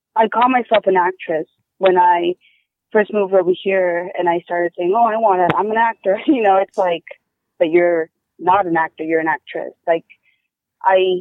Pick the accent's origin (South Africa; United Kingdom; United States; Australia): United States; Wyoming; moved away; I was growing up in Wyoming.